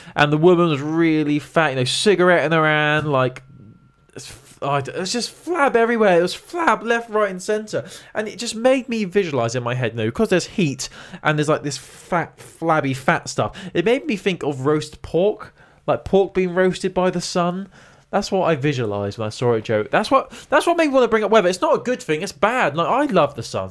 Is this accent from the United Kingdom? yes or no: yes; England, United Kingdom; We're English